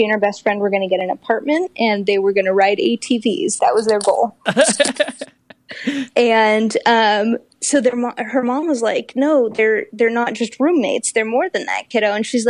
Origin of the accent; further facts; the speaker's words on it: a little suburban town above Sacramento, California, United States; also born or lived in Bay Area, California; I was born in the Bay Area, but I was raised in a little suburban town above Sacramento. But I was born in 86, so height of the AIDS crisis, mm-hmm. in Stanford Hospital.